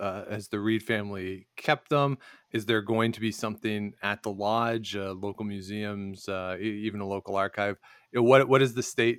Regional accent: central Canada, Canada; somebody like me from Central Canada

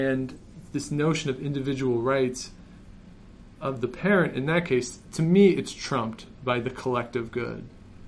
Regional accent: Canada; I grew up in Canada. I went to school in Canada

